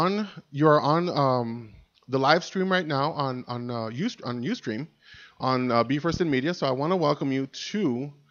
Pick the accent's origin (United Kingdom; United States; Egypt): United States; El Paso, Texas; moved away as an adult; also born or lived in Reno, Nevada; now in Austin, United States; It's my hometown. I love El Paso.